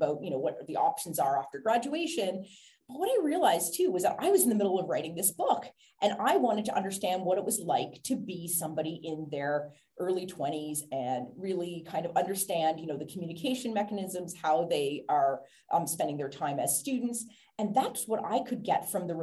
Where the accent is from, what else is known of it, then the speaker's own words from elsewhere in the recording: Canada; now in Ireland; I live in Ireland, but I'm Canadian